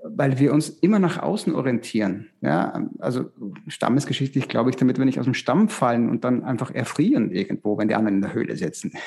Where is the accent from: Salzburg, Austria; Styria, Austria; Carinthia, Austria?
Styria, Austria; in der Steiermark, in, in, Österreich, wo ich herkomme